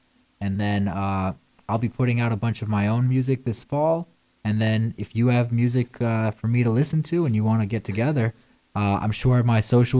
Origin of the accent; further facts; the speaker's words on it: New York, United States; born there; also born or lived in Florida / Las Vegas / Delaware / Chicago; now in Nashville, United States; I was born in New York and then not an army brat, but bounced around tremendously, spent most of my time in the state of Florida and then Las Vegas and then Delaware of all places.